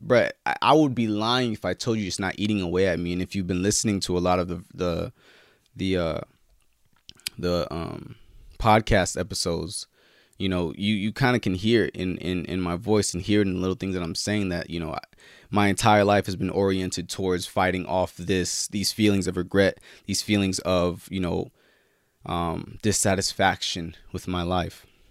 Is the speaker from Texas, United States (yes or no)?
no; California, United States; my home state, Cali